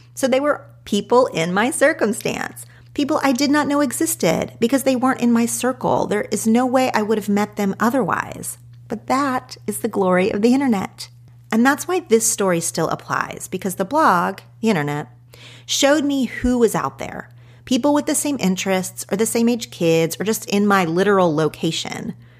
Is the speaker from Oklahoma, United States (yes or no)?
yes; Oklahoma, United States; moved away as an adult; also born or lived in Los Angeles; growing up in Oklahoma